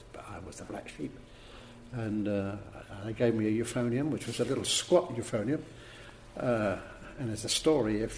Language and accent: English; Cambridge, East of England, United Kingdom; I was born in Cambridge